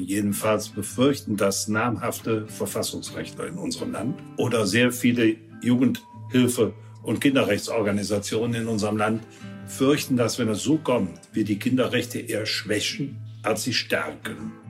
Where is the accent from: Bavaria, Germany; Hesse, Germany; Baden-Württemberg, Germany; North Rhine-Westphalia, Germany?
North Rhine-Westphalia, Germany; Dormagen; ich Bürgermeister meiner Heimatstadt Dormagen war